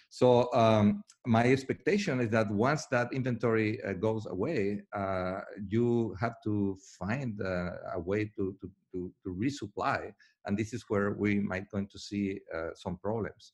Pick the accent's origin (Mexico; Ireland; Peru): Mexico; I'm from Mexico